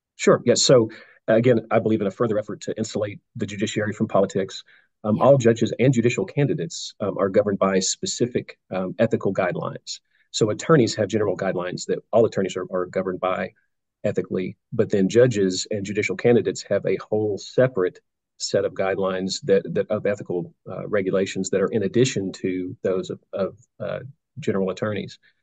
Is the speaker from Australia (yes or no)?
no; Nashville, Tennessee, United States; I was born in Nashville.